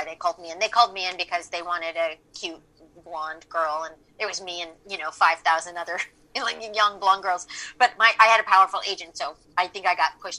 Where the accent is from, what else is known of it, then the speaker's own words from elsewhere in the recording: Manhattan Beach, California, United States; also born or lived in Los Angeles; I'm from Los Angeles